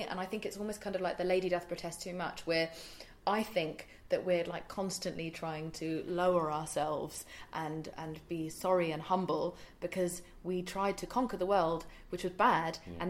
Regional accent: India; Because I'm from India

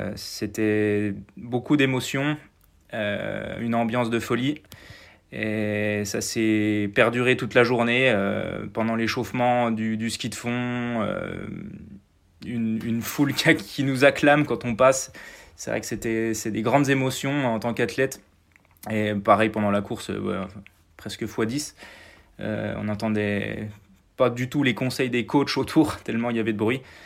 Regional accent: Mouthe, Bourgogne-Franche-Comté, France; je suis né à Mout, euh, qui est un village qui est à, moins de 10 km du, site. Donc euh, j'y ai grandi

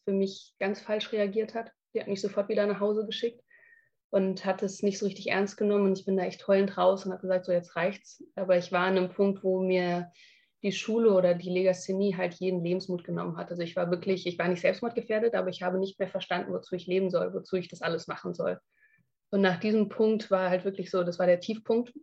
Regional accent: Frankfurt, Hesse, Germany; moved away as an adult; also born or lived in Hamburg; ich bin in Frankfurt aufgewachsen und bin mhm. dann nach Hamburg gezogen

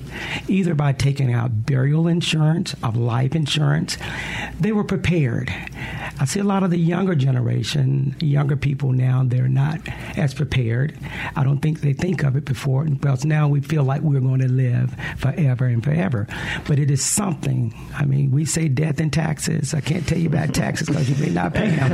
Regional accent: Lexington, Mississippi, United States; I grew up in Lexington, Mississippi.

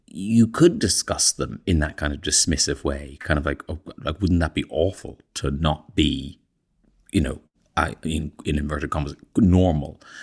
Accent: Ireland; moved away as an adult; growing up in Ireland, in fact, I'm even older than Connor, so I left in eighty-three

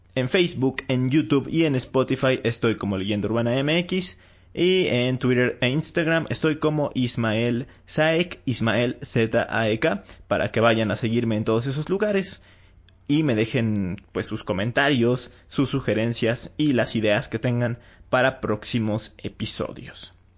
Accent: Mexico; aquí en mi país

